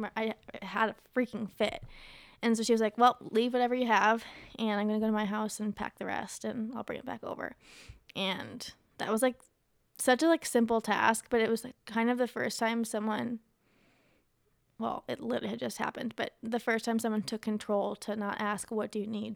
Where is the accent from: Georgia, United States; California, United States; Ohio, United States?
Ohio, United States; moved away; also born or lived in Las Vegas; I'm from Ohio, and at the time I was living in Las Vegas